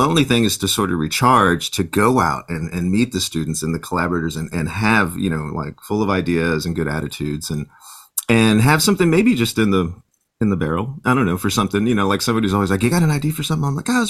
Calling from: San Antonio, Texas, United States; I'm logging in from my home in San Antonio, Texas.

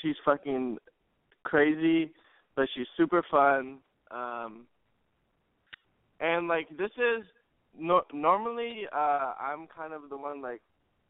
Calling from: California, United States; And I'm from the Bay Area.

